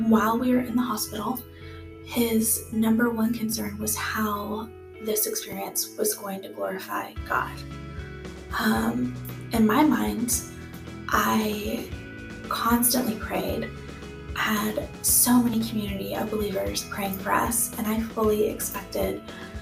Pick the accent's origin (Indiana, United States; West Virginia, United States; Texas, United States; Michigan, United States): Texas, United States; Austin; I am a native Austinite. I grew up in Northwest Austin